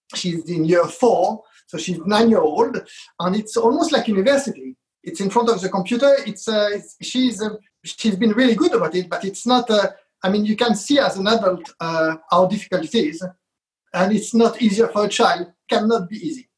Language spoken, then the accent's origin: English; France; moved away as an adult; also born or lived in Israel; now in London, United Kingdom; I was brought up in France. I was born in Israel uh, and I've been in, uh, in London for now over 30 years, and that's my home here